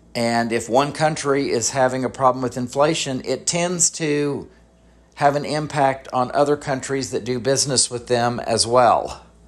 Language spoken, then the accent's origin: English; United States; as American citizens